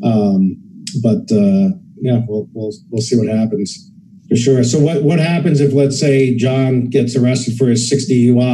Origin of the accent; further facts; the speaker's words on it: Nevada, United States; I have several properties in my home state of Nevada